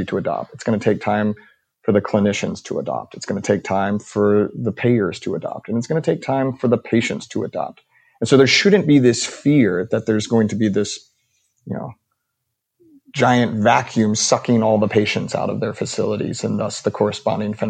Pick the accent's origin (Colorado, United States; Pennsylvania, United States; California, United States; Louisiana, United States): Louisiana, United States; Baton Rouge; I grew up in Louisiana